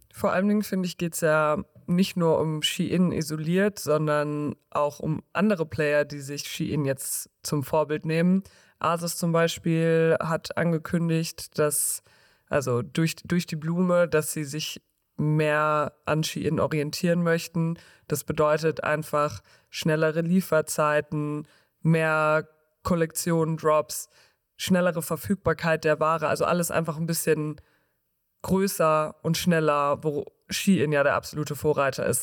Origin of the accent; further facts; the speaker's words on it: Munich, Bavaria, Germany; als Münchner